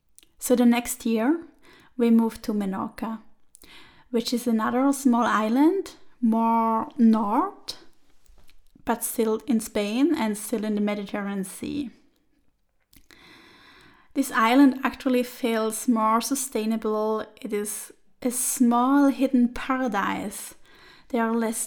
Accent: Switzerland; moved away as an adult; also born or lived in Turin, Italy; I was born and grew up there

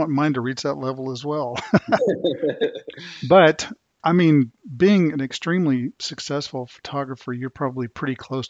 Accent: the South, United States; growing up in the South

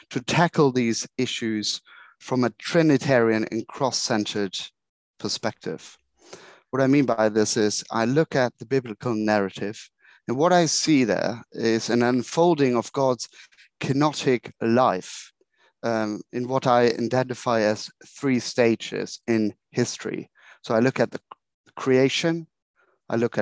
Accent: Germany; accent: German; moved away as an adult; now in London, United Kingdom; I was born in Germany, grew up and came over for ordination training in 2007

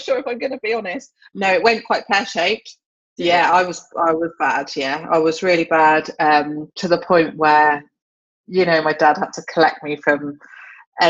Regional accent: Chippenham, South West England, United Kingdom; moved away as an adult; now in Cornwall, United Kingdom; I grew up in Chippenham in Wiltshire, actually. And I lived there for the first 30 years of my life, pretty much

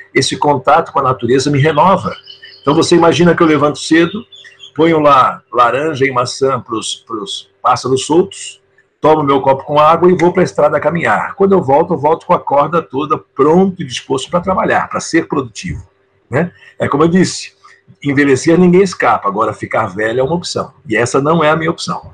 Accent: São Paulo, Brazil; moved away as an adult; now in São Francisco de Paula, Brazil; eu sou de São Paulo, capital. Eu nasci na cidade

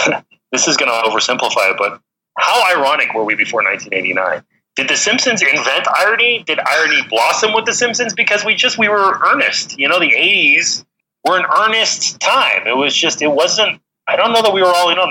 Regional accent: Canada; I'm Canadian

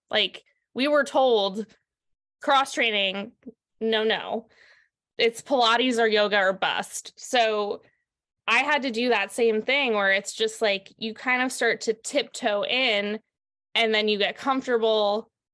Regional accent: New York, United States; moved away as an adult; now in Santa Cruz, United States; I'm from New York originally

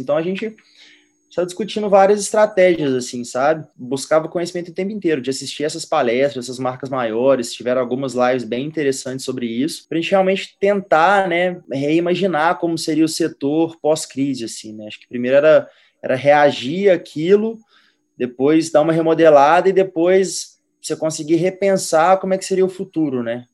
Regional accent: Minas Gerais, Brazil; A gente é de Minas, né, praticamente fui criado em Minas

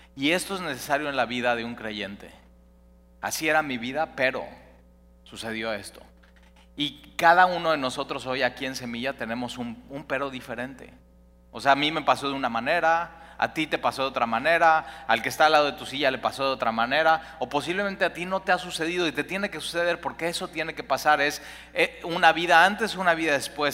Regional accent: Mexico City, Mexico; also born or lived in Cuernavaca, Morelos; now in Veracruz, Mexico; yo soy chilango, pero entonces decía, pero realmente soy de Cuernavaca porque llevo toda mi vida viviendo aquí

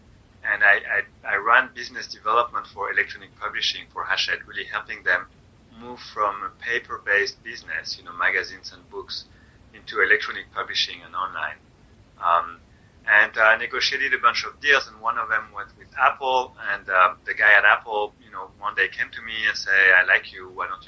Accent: France; also born or lived in Germany; now in United States; I am from France originally. Although we moved a lot, my dad was in the military, so I was born in Germany, and then we moved a lot.

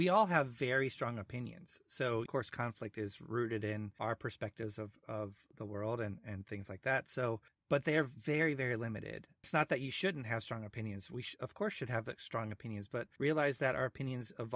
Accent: United States; I'm white, I'm middle class, I'm American, I speak English.

